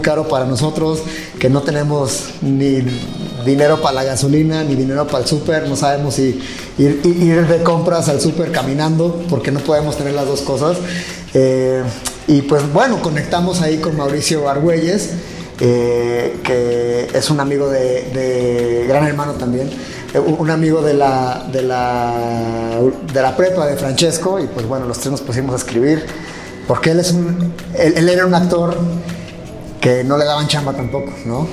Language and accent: Spanish; Mexico; also born or lived in United States; como latinos, como mexicanos